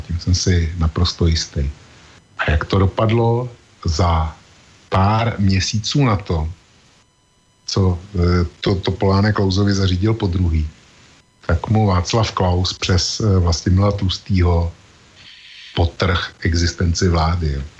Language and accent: Czech; Czechia; u nás v Čechách